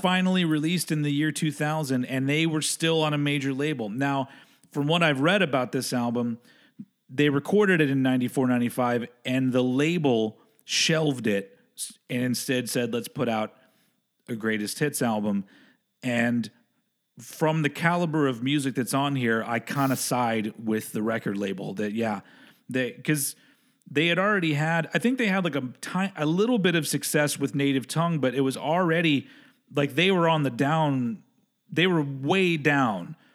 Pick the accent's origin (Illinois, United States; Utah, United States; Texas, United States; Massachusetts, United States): Texas, United States; moved away; I grew up in Texas